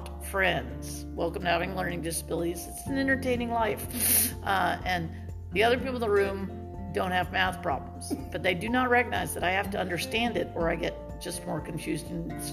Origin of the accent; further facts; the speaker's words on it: Birmingham, Alabama, United States; I grew up in Birmingham, Alabama